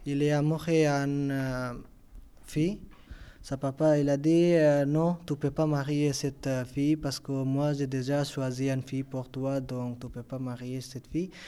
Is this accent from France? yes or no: no; Afghanistan; French is a second language; Tu viens d'où C'est Afghanistan. Afghanistan